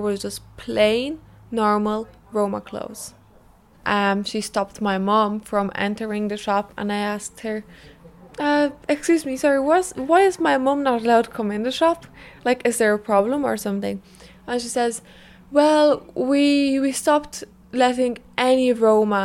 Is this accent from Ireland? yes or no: yes; Dublin, Leinster, Ireland; I am Romanian. I grew up in Ireland, so I'm half Irish.